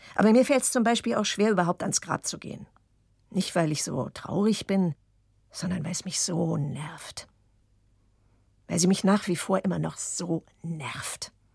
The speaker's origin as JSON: {"language": "German", "region": "Berlin", "country": "Germany", "tie": "born or raised there", "also_born_or_lived": "Basel, Switzerland", "said": "deswegen bin ich ja auch in Basel geboren weil die gesagt hat, nichts wird hier weggemacht, das Kind kommt auf die Welt. Und hinterher, als wir dann nach Berlin zurückkamen"}